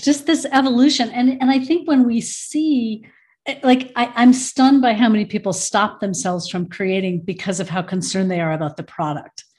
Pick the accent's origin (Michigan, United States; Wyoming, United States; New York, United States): Michigan, United States; now in Boulder, United States; I was born in Michigan